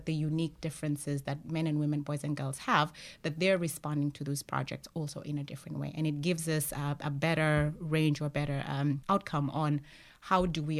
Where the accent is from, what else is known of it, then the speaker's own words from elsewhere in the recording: Kenya; moved away as an adult; also born or lived in Arlington, Texas, United States; I'm originally from Kenya, but I went to college in the U.S. in Arlington, Texas